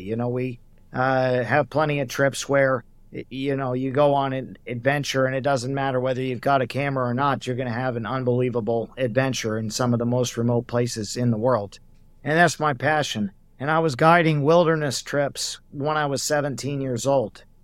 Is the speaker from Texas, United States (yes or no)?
no; Oregon, United States; also born or lived in Glennallen, Alaska / Hawaii; I'm also originally from Oregon